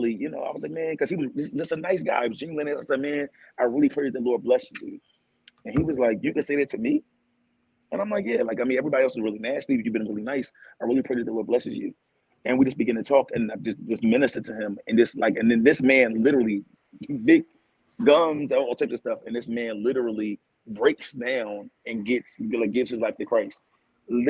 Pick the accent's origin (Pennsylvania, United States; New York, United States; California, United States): Pennsylvania, United States; Philadelphia; born or raised there